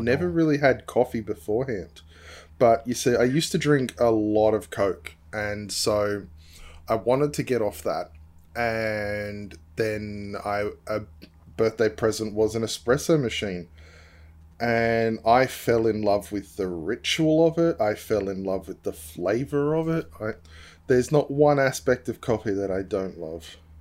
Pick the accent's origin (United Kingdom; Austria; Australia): Australia; now in New Zealand; I'm Australian, living in New Zealand